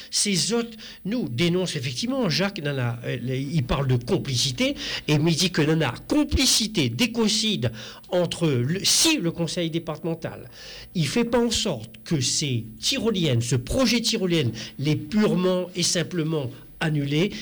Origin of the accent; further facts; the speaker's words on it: Réunion; en tant que réunionnais